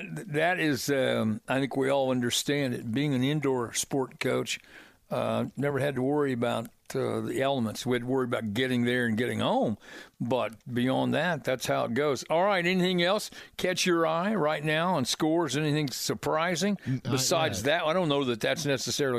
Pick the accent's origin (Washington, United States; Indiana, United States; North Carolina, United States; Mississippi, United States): Indiana, United States; Plainfield; I'm a product of the Mid-State Conference, you know, being a Plainfield grad